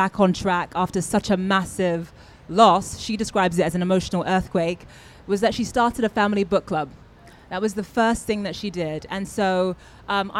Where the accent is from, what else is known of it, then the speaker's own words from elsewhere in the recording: Nigeria; because I'm Nigerian